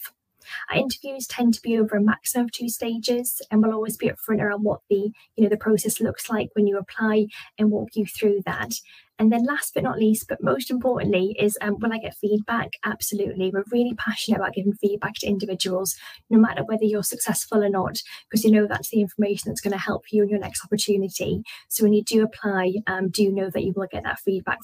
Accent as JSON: {"language": "English", "town": "Newcastle upon Tyne", "region": "North East England", "country": "United Kingdom", "said": "I'm from the northeast. I'm from Newcastle"}